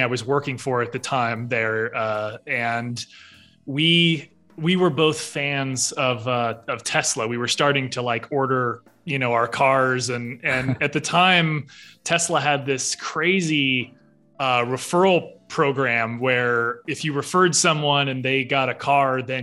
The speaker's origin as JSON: {"language": "English", "town": "Fort Wayne", "region": "Indiana", "country": "United States", "tie": "born or raised there", "said": "I was born and raised in Fort Wayne, Indiana, to my two parents"}